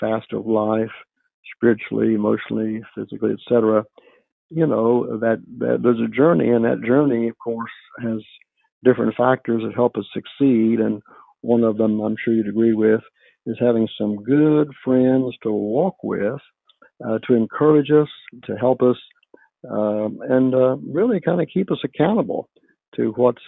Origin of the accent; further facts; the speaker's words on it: West Virginia, United States; moved away as an adult; now in Dallas, United States; I'm from West Virginia, born, raised there